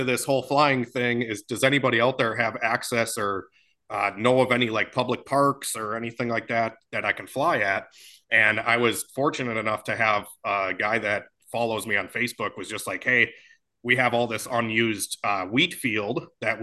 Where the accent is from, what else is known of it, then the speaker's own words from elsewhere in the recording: Oshkosh, Wisconsin, United States; I'm from Oshkosh, Wisconsin.